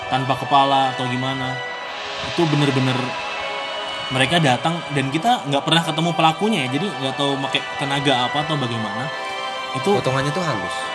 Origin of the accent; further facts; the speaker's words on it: Central Kalimantan, Indonesia; asalku itu dari Kalimantan Tengah.